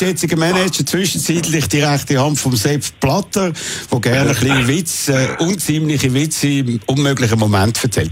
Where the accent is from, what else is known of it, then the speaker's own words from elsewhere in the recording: Switzerland; mir als Schweizer